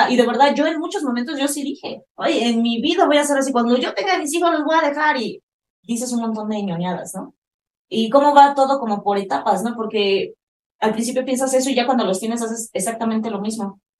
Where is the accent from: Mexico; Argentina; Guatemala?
Mexico; yo también soy mamá mexicana